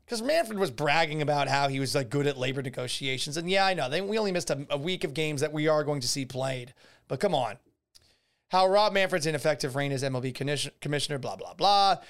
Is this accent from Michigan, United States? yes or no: no; Boston, Massachusetts, United States; also born or lived in Tampa Bay area, Florida; now in Tampa Bay, United States; when I was growing up in Boston.